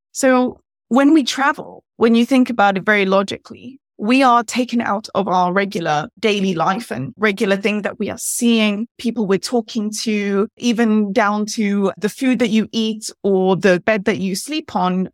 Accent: England, United Kingdom; I'm from England myself

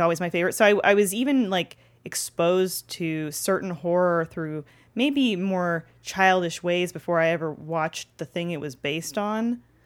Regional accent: Toronto, Ontario, Canada; now in Los Angeles, United States; growing up in Canada where it's snowy eight months of the year

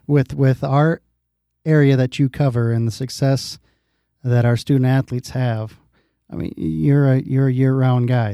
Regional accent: Dike, Iowa, United States; When I grew up in Dyke, we used to have a arcade.

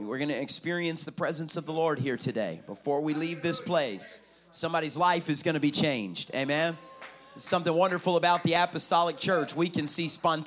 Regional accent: South Carolina, United States; now in Florida, United States; I'm from South Carolina. I live in Florida, but I'm South Carolina boy.

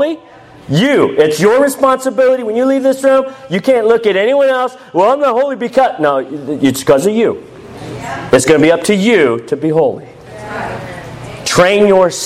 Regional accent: United States; as an American, not speaking a lick of Russian

